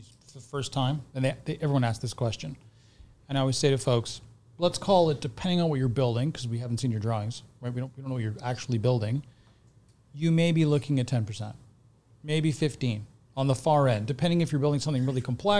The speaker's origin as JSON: {"language": "English", "country": "Canada", "tie": "born or raised there", "said": "Portuguese heritage through my parents. I was born in Canada"}